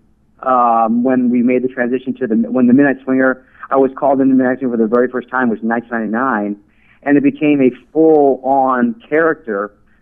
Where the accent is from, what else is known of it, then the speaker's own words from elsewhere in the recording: New York City, New York, United States; now in Las Vegas, United States; Originally from Queens, New York.